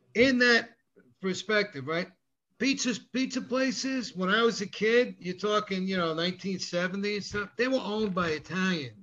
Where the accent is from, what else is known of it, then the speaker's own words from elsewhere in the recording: Rockland County, New York, United States; I lived outside New York City, just half an hour outside the city in Rockland County